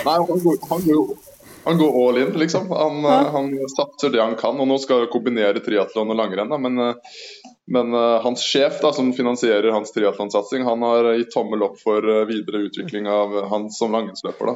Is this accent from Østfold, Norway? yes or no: yes; Østfold, Norway; jeg er fra Østfold